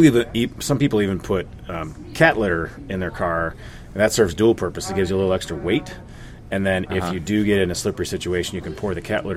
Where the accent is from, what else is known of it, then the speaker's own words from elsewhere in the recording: Minnesota, United States; I'm a Minnesotan.